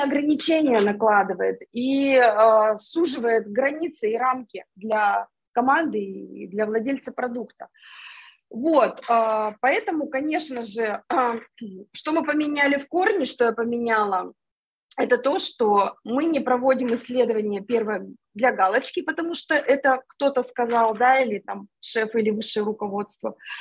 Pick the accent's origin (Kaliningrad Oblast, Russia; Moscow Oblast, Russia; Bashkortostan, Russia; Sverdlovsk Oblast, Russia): Sverdlovsk Oblast, Russia; Yekaterinburg; moved away as an adult; now in Moscow, Russia; Я сама из Екатеринбурга